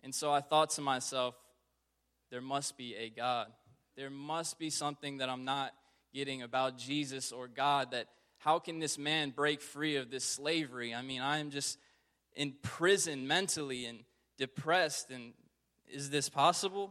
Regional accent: Richmond, Virginia, United States; Born and raised in Richmond, Virginia

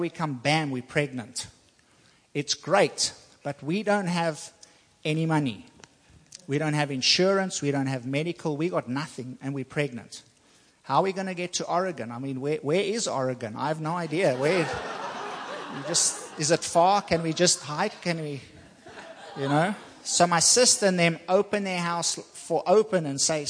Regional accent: South Africa; moved away as an adult; also born or lived in Taiwan; now in Virginia, United States; I'm from South Africa

